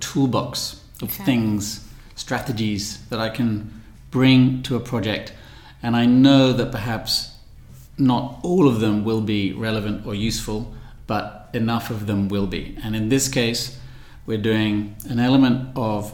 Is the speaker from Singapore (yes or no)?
no; London, United Kingdom; also born or lived in Milan / Montenegro; now in Barcelona, Spain; I'm originally from London